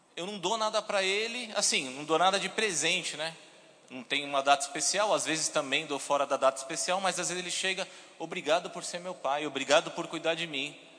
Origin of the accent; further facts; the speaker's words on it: São Paulo, Brazil; moved away as an adult; now in Campina Grande, Brazil; sou paulista, sou de São Paulo